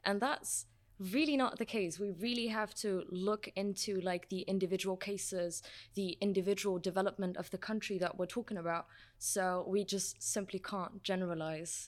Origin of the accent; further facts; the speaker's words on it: Germany; moved away; I was born and raised in Germany